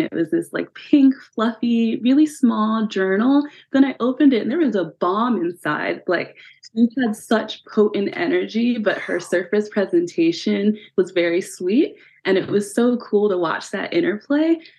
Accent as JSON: {"language": "English", "region": "Pennsylvania", "country": "United States", "moved": "yes", "lives_now": "California, United States", "said": "I'm originally from Pennsylvania"}